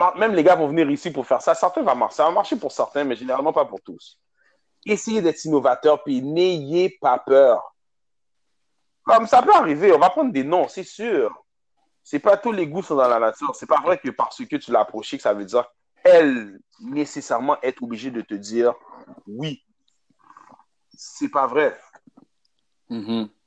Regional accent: Montreal, Quebec, Canada; je viens de Montréal

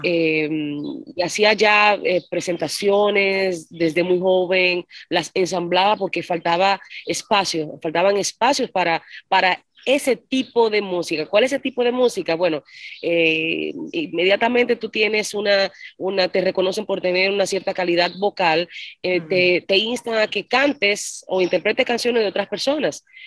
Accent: La Romana, Dominican Republic; also born or lived in Santo Domingo / San Cristóbal; Yo vine con siete años yo nací en Santo Domingo, que es la capital. A los siete, viví siete años en San Cristóbal, al sur, con mi familia. Y luego con siete años vine al este, a la Romana.

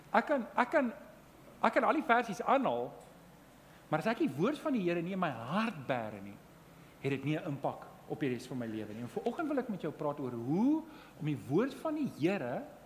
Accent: Johannesburg, Gauteng, South Africa; Ek kom van Johannesburg af

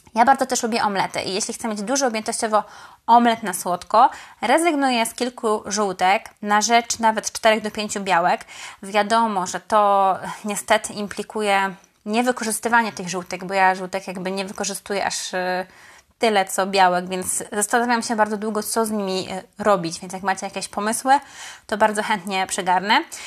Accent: Poznań, Greater Poland, Poland; mówię to jako poznanianka

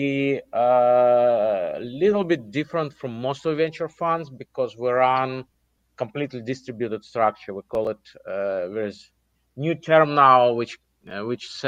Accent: Russia; moved away; also born or lived in Israel / United States; Originally, I'm from Russia, but I moved out of Russia a long, long time ago. I moved in 1990 to Israel.

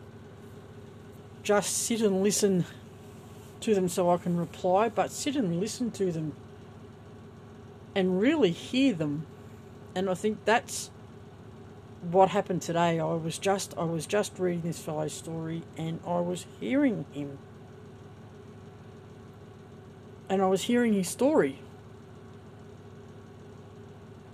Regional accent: Australia

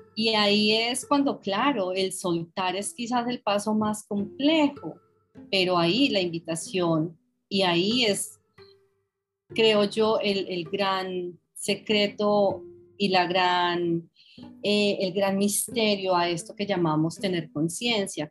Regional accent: Colombia; moved away as an adult; also born or lived in London; yo viví en Londres 26 años y recién llegada yo, yo siempre decía, yo soy colombiana

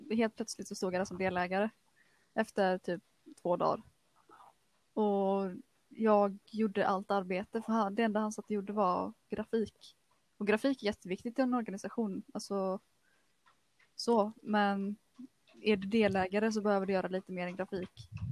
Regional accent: Kungsbacka, Halland County, Sweden; also born or lived in Frölunda, Gothenburg; Jag är född och uppvuxen i, i Frölunda, men eh, vi flyttade till Kungsbacka till, eh, i, när jag var ungefär sex år gammal. Så att eh, det var här jag började gå i skolan. Gick hela grundskolan i Kungsbacka

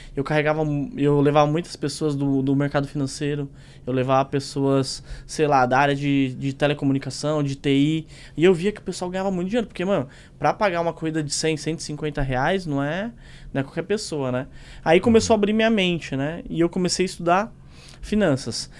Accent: São Paulo, Brazil; eu vim da Zona Leste, da Tiradentes

